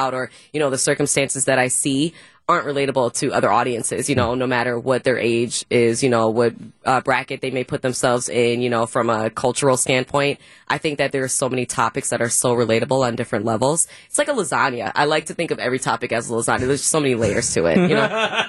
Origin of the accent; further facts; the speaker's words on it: Brown Deer, Wisconsin, United States; I'm from the Brown Deer area. So Brown Deer is where I graduated from high school. Went to UW Milwaukee, studied broadcast journalism. And funny enough, I actually stayed in Milwaukee